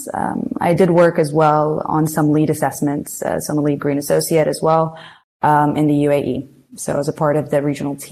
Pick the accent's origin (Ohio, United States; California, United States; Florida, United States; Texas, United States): Florida, United States; Gainesville; moved away; also born or lived in Muscat, Oman / Washington, D.C.; So I was actually born and raised in the U.S. For my formative, or most of my formative years, at least. So I actually lived in Gainesville, Florida.